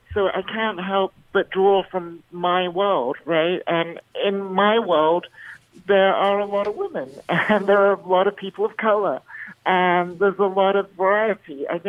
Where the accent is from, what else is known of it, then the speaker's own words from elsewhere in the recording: Bahrain; You know, I grew up in the Middle East in Bahrain, where I was in the minority.